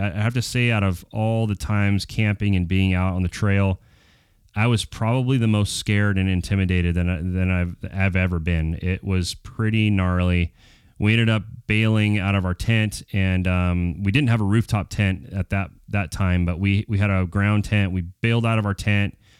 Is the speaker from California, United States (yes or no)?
no; Prescott, Arizona, United States; I was born in Prescott, Arizona